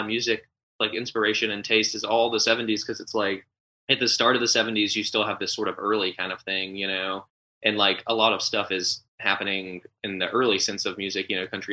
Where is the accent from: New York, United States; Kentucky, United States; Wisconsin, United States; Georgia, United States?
Georgia, United States; Albany; Ray Charles was born in the same town that I grew up